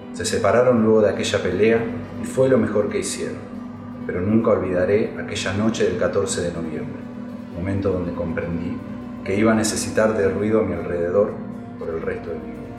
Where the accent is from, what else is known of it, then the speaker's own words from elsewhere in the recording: Mar del Plata, Buenos Aires Province, Argentina; moved away as an adult; now in Valencia, Spain; Tengo 35 años y nací en Mar del Plata, Argentina